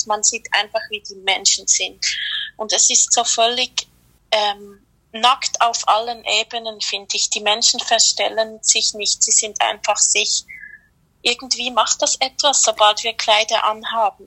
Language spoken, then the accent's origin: German; Switzerland; ich komme aus der Schweiz